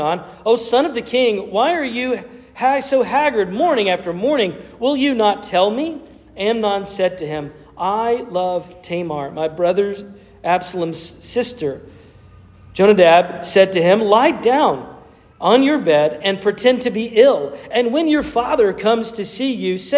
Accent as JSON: {"language": "English", "region": "North Carolina", "country": "United States", "tie": "born or raised there", "said": "my home state of North Carolina"}